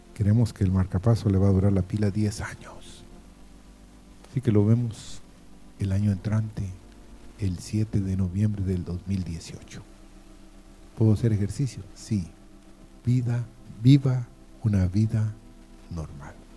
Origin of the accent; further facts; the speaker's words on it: Guatemala; moved away; soy guatemalteco, pero no vivo en este país. Vivo en otro país